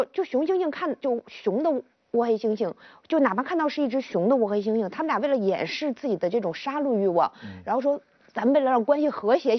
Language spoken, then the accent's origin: Chinese; Zhuhai, Guangdong, China; 我们广东人民特别奔放